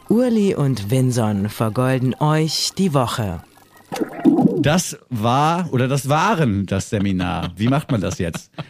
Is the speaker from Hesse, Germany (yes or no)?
yes; Frankfurt, Hesse, Germany; Ne, weil ich bin zwar aus Frankfurt hierher gekommen, was auch schon eine Großstadt ist